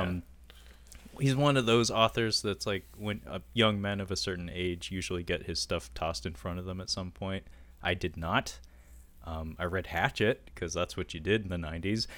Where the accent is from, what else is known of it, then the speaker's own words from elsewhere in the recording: United States; we're American